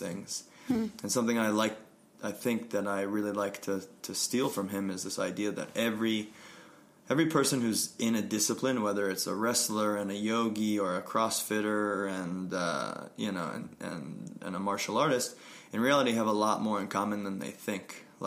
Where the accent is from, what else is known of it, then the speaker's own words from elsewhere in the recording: Connecticut, United States; moved away as an adult; also born or lived in Vermont / Brooklyn, New York / Steamboat Springs, Colorado; now in Colorado, United States; I grew up in Connecticut.